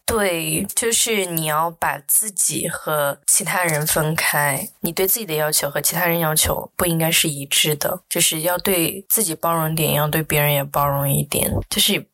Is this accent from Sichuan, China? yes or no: yes; Chengdu, Sichuan, China; now in Singapore; 因为我在这个环境当中长大